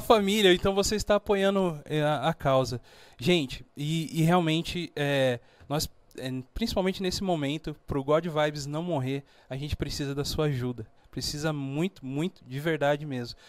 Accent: São Paulo, Brazil; also born or lived in Minas Gerais; Cheguei em São Paulo. É, eu na, sou nascido em Minas

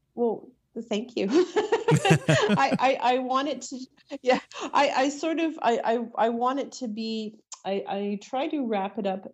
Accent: Toronto, Ontario, Canada; also born or lived in Ajax, Ontario; I was born in Toronto

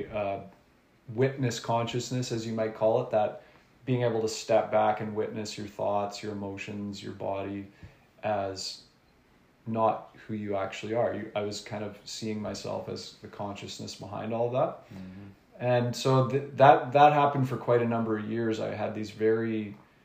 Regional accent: Nanaimo, British Columbia, Canada; also born or lived in Vancouver; now in Gibsons, Canada; I grew up in Nanaimo on Vancouver Island

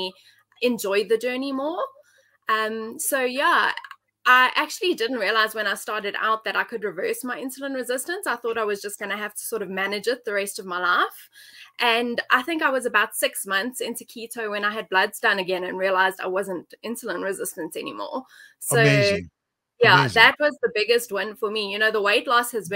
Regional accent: Johannesburg, Gauteng, South Africa; So I'm from Johannesburg, South Africa. I've lived here my whole life.

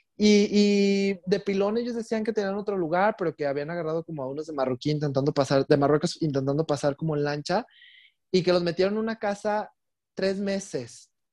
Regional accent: Mexico; also born or lived in Puerto Vallarta, Mexico / England; Yo soy mexicano, tengo pasaporte mexicano

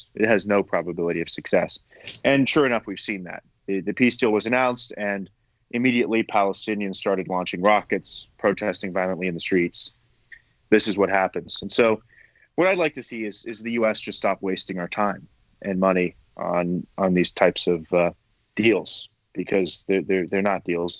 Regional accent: United States; I'm an American

